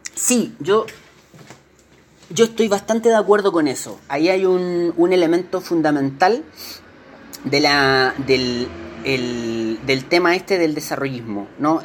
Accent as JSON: {"language": "Spanish", "country": "Chile", "said": "nosotros que somos chilenos"}